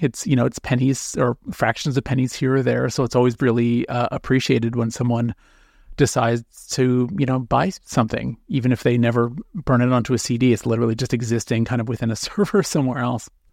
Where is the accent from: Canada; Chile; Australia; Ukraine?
Canada; North Bay, Ontario; now in Toronto, Canada; I was born in North Bay, Ontario